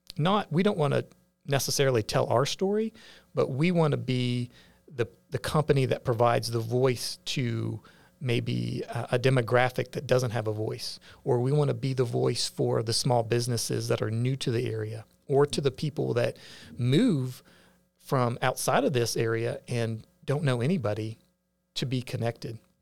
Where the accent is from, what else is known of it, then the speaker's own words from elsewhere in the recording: West Virginia, United States; moved away as an adult; now in Augusta County, Virginia, United States; growing up in West Virginia, but then coming to the Shenandoah Valley